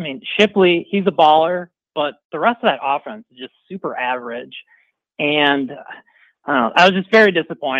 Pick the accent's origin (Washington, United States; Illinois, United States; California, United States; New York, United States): Illinois, United States; Mount Prospect; also born or lived in Buffalo Grove; So currently Buffalo Grove, grew up in Mount Prospect.